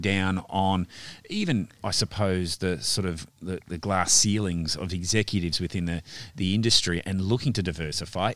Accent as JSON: {"language": "English", "region": "Western Australia", "country": "Australia", "said": "we're Western Australian"}